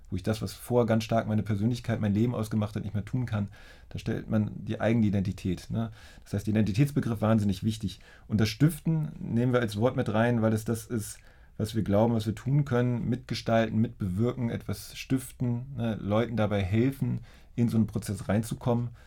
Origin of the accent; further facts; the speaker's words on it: Schleswig-Holstein, Germany; also born or lived in Hildesheim; now in Berlin, Germany; Ich bin ja aufgewachsen in der Nähe von Lübeck, also ich